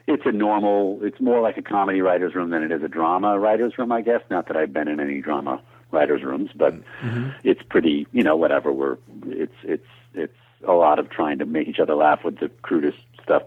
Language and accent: English; Syracuse, New York, United States; moved away; I'm from Syracuse actually originally